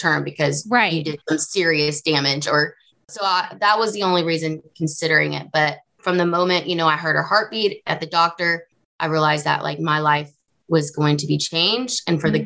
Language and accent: English; the South, United States; I grew up in the South.